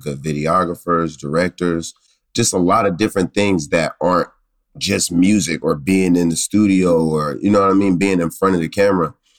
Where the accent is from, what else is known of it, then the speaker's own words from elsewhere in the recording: Pittsburgh, Pennsylvania, United States; growing up in Pittsburgh